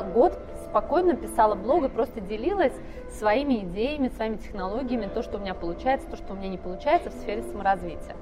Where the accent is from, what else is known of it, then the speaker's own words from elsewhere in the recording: Ivanovo, Ivanovo Oblast, Russia; moved away as an adult; also born or lived in Texas; я из Иванова